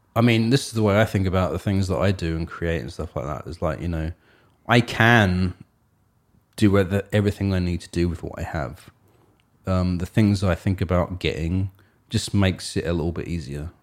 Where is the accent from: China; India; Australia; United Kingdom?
United Kingdom; England; she moved to England, and I was born in England